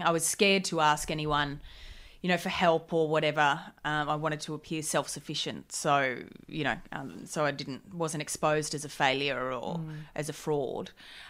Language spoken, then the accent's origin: English; Gold Coast, Queensland, Australia; On the Gold Coast. Yeah. Party town.